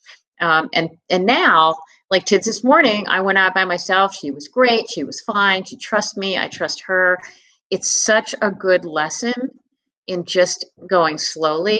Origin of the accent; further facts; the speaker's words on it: Philadelphia, Pennsylvania, United States; moved away; also born or lived in New England; when I was growing up in Philadelphia